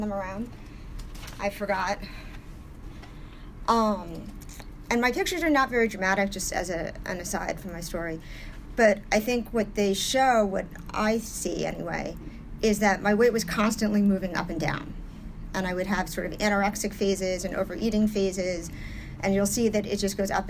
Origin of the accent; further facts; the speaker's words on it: New York City, New York, United States; I'm from New York originally. I was born and raised in New York, primarily in the 80s on the Upper East Side